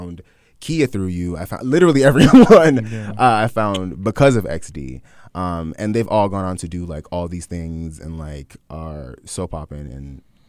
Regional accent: Jamaica; No, I'm Jamaican.

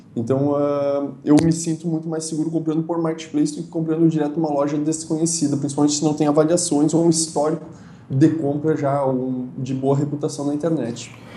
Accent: Feliz, Rio Grande do Sul, Brazil; eu sou natural da cidade de Feliz, uh, que é aqui no Rio Grande do Sul.

